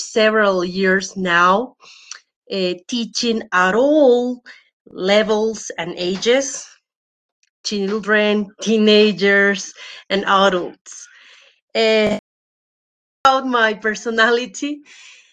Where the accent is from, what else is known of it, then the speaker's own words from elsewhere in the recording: Bolivia; I'm from Bolivia.